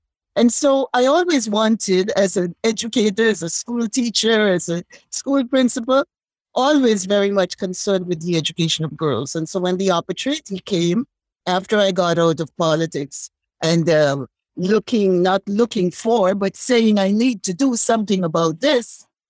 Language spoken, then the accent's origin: English; St. George's, Saint George, Grenada; As a young woman growing up in Happy Hill, St. George's, Grenada, in a family that I could remember all the matriarchs.